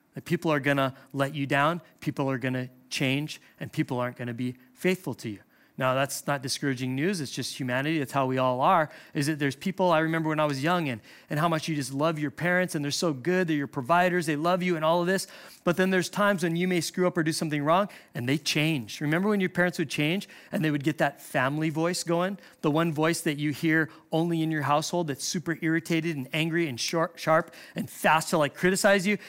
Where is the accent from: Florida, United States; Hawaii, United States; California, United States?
Hawaii, United States; I'm from Hawaii.